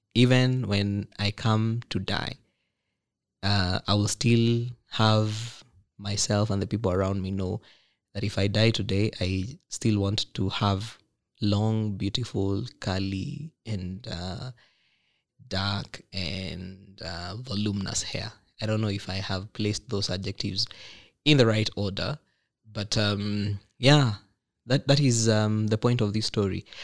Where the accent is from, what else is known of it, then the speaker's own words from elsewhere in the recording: Nakuru, Nakuru County, Kenya; from my hometown, pale Nakuru